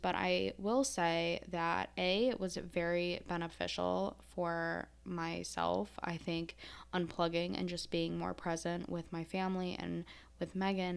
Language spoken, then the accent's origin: English; Syracuse, New York, United States; moved away as an adult; also born or lived in Brooklyn, New York City; now in Maryland, United States; I'm from Syracuse, New York, uh, or that area of upstate New York